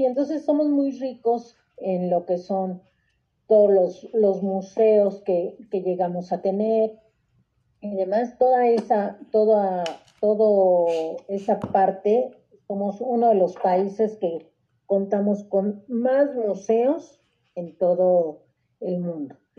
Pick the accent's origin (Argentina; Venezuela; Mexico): Mexico; como mexicana